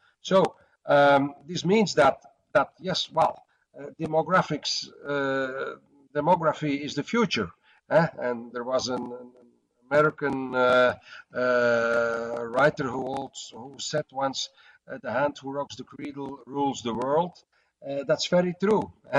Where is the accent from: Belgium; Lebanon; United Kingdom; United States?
Belgium; Antwerp, Flanders; first language Dutch; English is a second language; In my hometown, city of Antwerp, the second biggest harbor of Europe